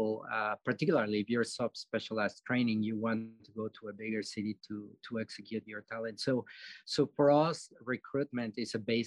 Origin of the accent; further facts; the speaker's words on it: Mexico City, Mexico; now in Dakotas, United States; I'm from Mexico City